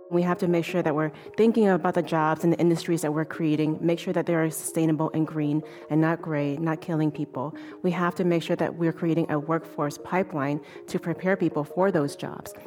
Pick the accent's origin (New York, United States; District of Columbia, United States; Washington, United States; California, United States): California, United States; Oakland; also born or lived in Oregon; growing up in Oakland, California during the eighties.